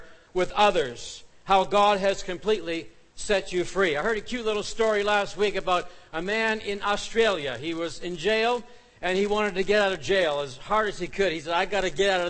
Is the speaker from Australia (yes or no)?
no; Canada; we're Canadian